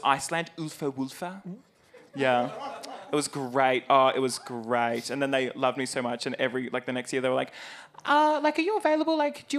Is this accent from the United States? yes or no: no; Warragul, Victoria, Australia; moved away; Warragul, my hometown.